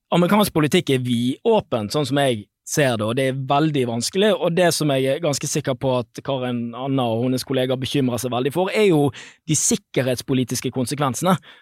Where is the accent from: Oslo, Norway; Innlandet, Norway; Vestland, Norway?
Vestland, Norway; Bergen; Jeg er jo bergenser